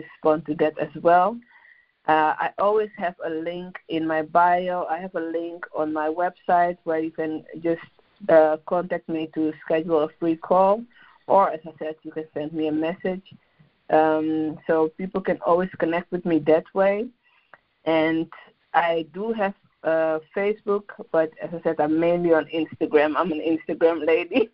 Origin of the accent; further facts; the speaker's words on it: Amsterdam, North Holland, Netherlands; moved away as an adult; now in London, United Kingdom; I am born and raised in Amsterdam, but I currently live in London in the UK